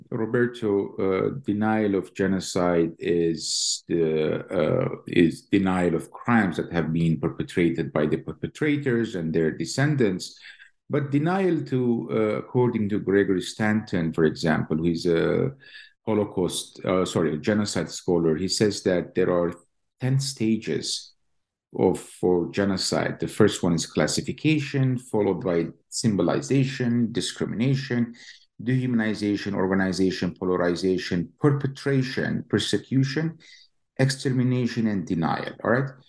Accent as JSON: {"language": "English", "town": "Jerusalem", "country": "Palestine", "tie": "born or raised there", "moved": "as an adult", "lives_now": "Lincoln, United States", "said": "I was born and raised in East Jerusalem. Uh, graduated from the Hebrew University and came to Columbia, got my PhD, and then went to MIT for two years"}